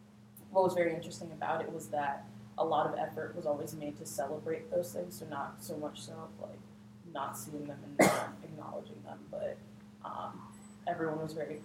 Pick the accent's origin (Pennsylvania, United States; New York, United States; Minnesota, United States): Pennsylvania, United States; Philadelphia; So my hometown is Philadelphia.